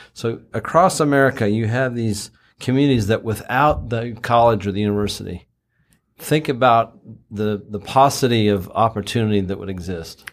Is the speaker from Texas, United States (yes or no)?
yes; Texas, United States; moved away; also born or lived in Utah / overseas; I grew up in Texas and moved around, lived overseas for quite some time